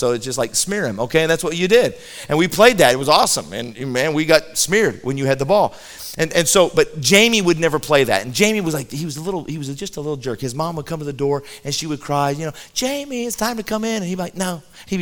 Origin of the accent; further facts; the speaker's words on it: Colorado, United States; I grew up in Colorado